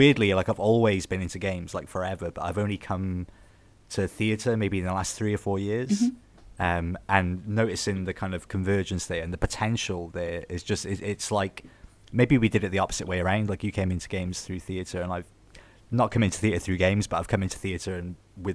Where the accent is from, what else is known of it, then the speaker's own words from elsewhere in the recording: Newport, Wales, United Kingdom; I'm from Newport, which is relatively southwest pretty much.